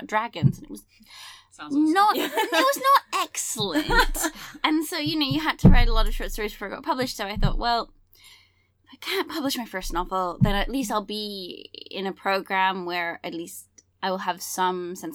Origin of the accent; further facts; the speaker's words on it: England, United Kingdom; I grew up in England